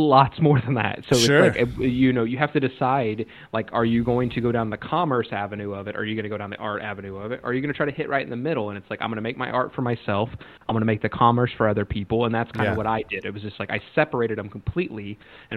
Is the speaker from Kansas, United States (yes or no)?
yes; Ottawa, Kansas, United States; moved away as an adult; now in Los Angeles, United States; I'm from a small town. Like I graduated from Ottawa, Kansas